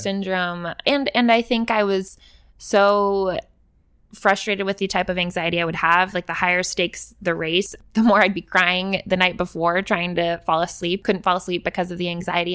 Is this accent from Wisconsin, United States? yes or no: no; Willis, Texas, United States; I grew up in Willis, Texas, went to school in Willis